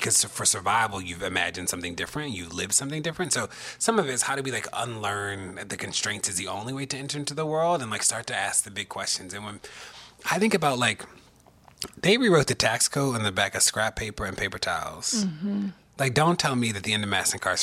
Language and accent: English; Baltimore, Maryland, United States; moved away as an adult; also born or lived in Maine; growing up in Baltimore